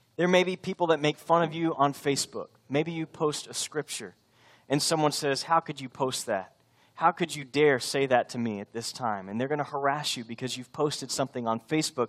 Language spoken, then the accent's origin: English; Texas, United States; I'm from Texas. This is where I belong